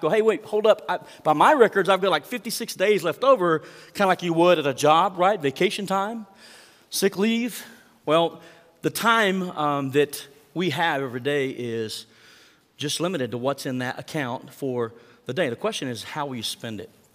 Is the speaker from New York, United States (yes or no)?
no; Mangum, Oklahoma, United States; my hometown of Mangum